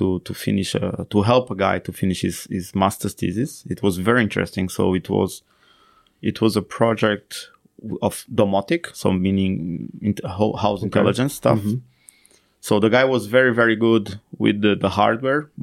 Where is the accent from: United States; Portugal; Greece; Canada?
Portugal; moved away as an adult; also born or lived in Finland; So I came back to Portugal